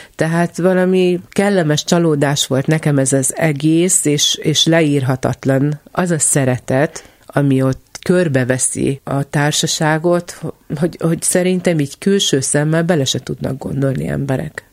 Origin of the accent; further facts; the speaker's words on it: Kisterenye, Nógrád, Hungary; also born or lived in Salgótarján; Én kis terenyén nőttem föl